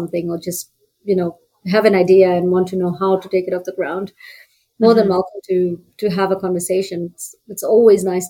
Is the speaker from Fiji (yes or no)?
yes; Fiji; now in Calgary, Canada; I'm from Fiji